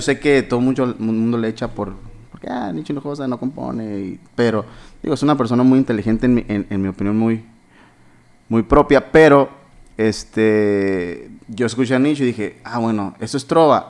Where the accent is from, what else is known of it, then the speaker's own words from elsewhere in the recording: Hermosillo, Sonora, Mexico; yo nací aquí en Hermosillo